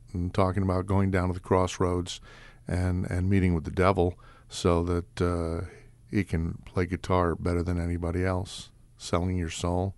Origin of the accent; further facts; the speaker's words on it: New York City, New York, United States; I grew up in New York City